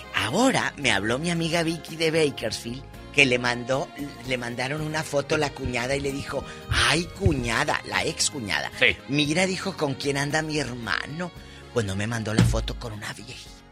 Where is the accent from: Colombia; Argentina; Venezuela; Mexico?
Mexico; Matamoros, Tamaulipas; allá en mi tierra, en Matamoros